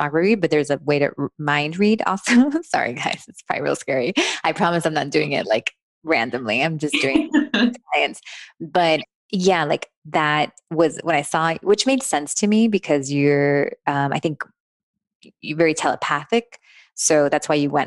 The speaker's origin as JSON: {"language": "English", "town": "Miami", "region": "Florida", "country": "United States", "tie": "born or raised there", "also_born_or_lived": "New Jersey", "said": "grew up in Miami"}